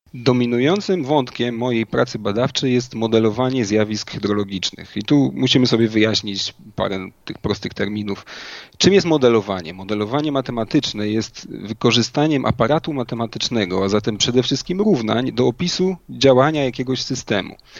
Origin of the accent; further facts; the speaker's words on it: Inowrocław, Kuyavian-Pomeranian Voivodeship, Poland; moved away as an adult; also born or lived in Warsaw; liceum w rodzinnym Inowrocławiu